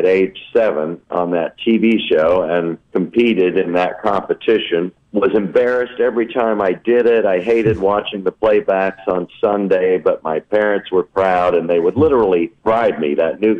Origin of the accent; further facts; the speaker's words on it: Des Moines, Iowa, United States; also born or lived in New York / Los Angeles / Houston; now in North Little Rock, United States; I grew up in Des Moines, Iowa